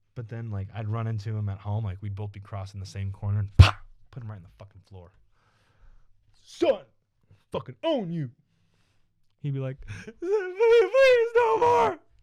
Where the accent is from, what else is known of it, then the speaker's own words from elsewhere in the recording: Evansville, Indiana, United States; also born or lived in Iowa City, Iowa; we grew up in Evansville, Indiana, and Iowa City, Iowa